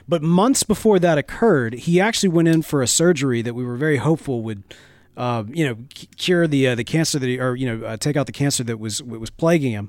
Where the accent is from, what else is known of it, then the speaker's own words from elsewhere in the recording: United States; I'm an American man that likes flavor